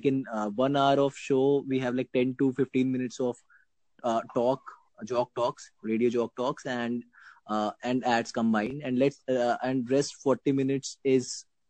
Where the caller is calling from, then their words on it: Lucknow, Uttar Pradesh, India; I am talking from Lucknow, India.